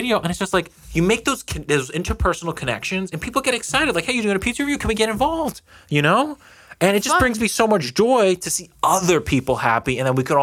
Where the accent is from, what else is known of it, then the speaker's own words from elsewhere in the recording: Long Island, New York, United States; we're from Long Island